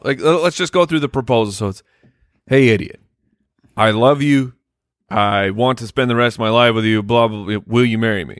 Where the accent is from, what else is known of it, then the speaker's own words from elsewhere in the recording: Arizona, United States; we grew up in Arizona